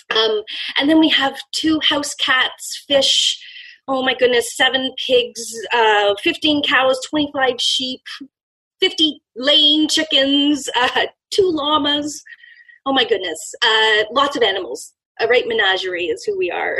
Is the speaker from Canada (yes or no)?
yes; Canada; I'm from Canada